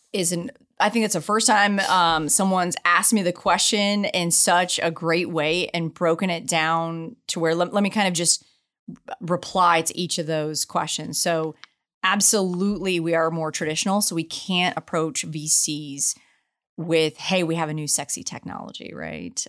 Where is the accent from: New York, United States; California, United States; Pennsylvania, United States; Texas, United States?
Texas, United States; San Antonio; also born or lived in Asia Pacific; now in Houston, United States; grew up in San Antonio, Texas, love my hometown